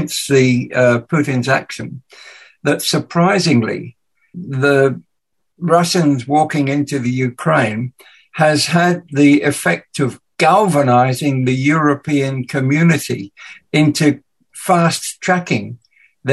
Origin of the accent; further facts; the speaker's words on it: England, United Kingdom; accent: English; moved away; my awful English accent